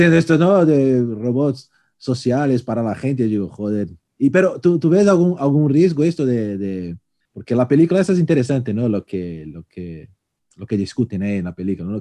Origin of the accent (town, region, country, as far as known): Brazil; born or raised there; Spanish is a second language; now in Spain